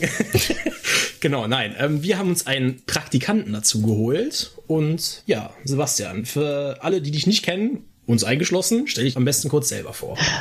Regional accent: Austria; now in Cologne, Germany; ich bin Österreicher

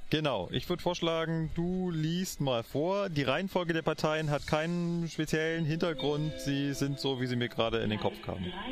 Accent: Berlin, Germany; now in Munich, Germany; meine alte Heimat gereist, nach Berlin.

